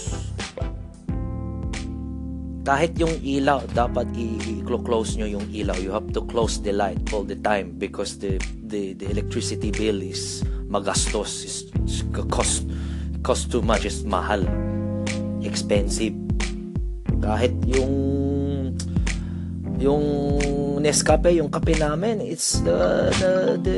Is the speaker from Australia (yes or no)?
yes; Australia; being a Filipino Australian